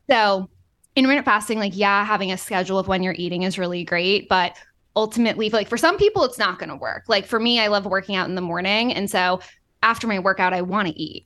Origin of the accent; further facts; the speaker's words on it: Boston, Massachusetts, United States; moved away; also born or lived in Florida; I'm from Boston